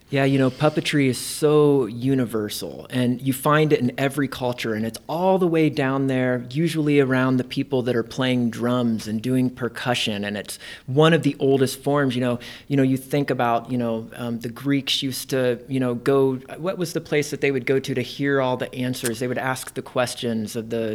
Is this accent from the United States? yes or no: yes; Indiana, United States; moved away as an adult; also born or lived in Ohio; now in Nebraska, United States; I'm originally from Indiana